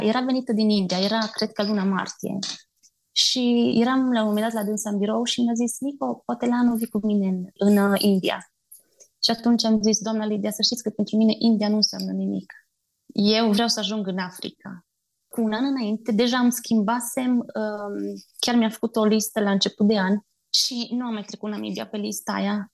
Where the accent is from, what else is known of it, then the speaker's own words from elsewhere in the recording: Bistrița, Bistrița-Năsăud, Romania; moved away as an adult; now in Rubuguri, Uganda; provin din Bistrița, dintr-o familie simplă, obișnuită